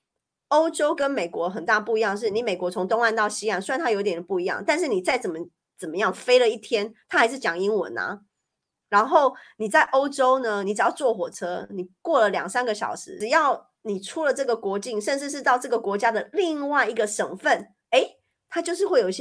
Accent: Paris, Île-de-France, France; now in Switzerland; 然后我觉得在瑞士就非常的一板一眼，让我这种从巴黎来的人就觉得生活的很有

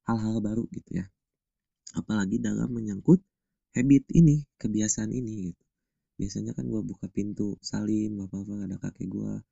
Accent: Subang, West Java, Indonesia; di rumah gua yang di Subang di kampung halaman gua

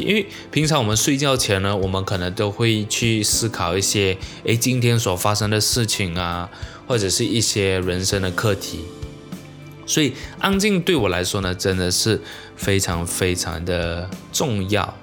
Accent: Malaysia; 我生在马来西亚其实是非常非常幸福的一件事情

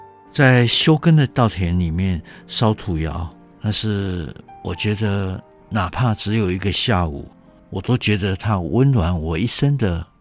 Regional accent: Taiwan; 其实番薯都很平价。它很便宜的，我们台湾人都吃番薯的。

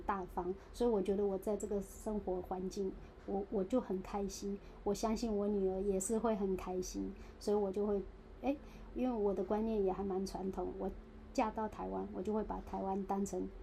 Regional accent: China; moved away as an adult; now in Taipei, Taiwan; 我说妈妈本来就是大陆人，这个是不会改变的

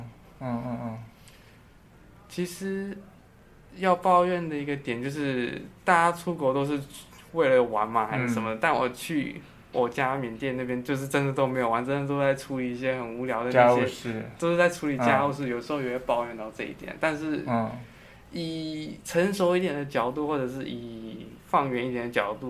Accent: Taiwan; born there; 对，我是在台湾出生，然后从国小开始读中文这样。

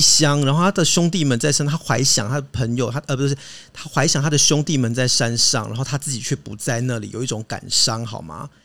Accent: Hakka, Taiwan; 我是客家人。 骄傲的客家人

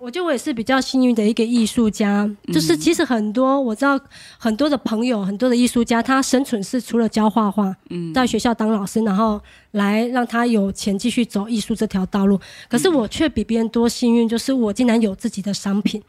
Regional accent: Kaohsiung, Taiwan; 一直是在住在高雄，身为高雄人

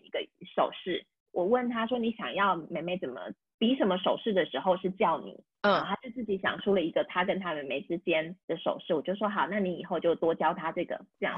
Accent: Taiwan; first language Taiwanese Hokkien and Mandarin; moved away as an adult; also born or lived in Lyon, France; now in France; 自己的母语是台语跟华语

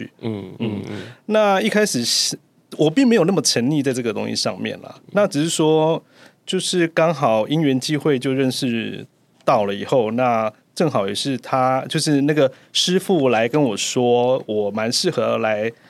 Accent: Keelung, Taiwan; 因为我本身是基隆人嘛。嗯。那那个那个道场就是对那个道场就是在七堵，嗯、所以基隆跟七堵还算蛮近的。

